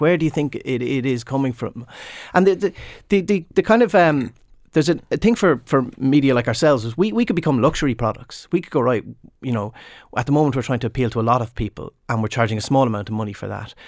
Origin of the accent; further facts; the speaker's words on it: Limerick/Clare border, Munster, Ireland; I'm from right on the border, Arden Acrosha. It's in, it's actually in Clare, but I often say Limerick